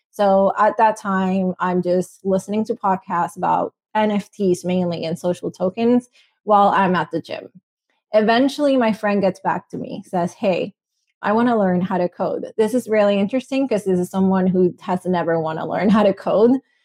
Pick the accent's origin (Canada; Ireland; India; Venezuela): Venezuela; English is a second language; moved away; I'm from Venezuela. I'm Latina.